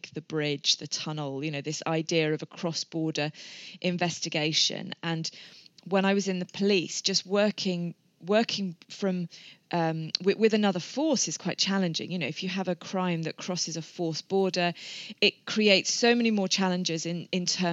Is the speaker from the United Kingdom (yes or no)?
yes; England, United Kingdom; moved away as an adult; now in Wales, United Kingdom; I'm not Welsh, I'm English. We've lived here a number of years.